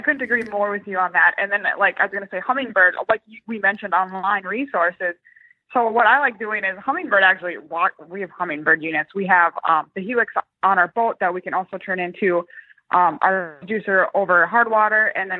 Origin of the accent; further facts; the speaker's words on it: Minnesota, United States; I'm from Minnesota originally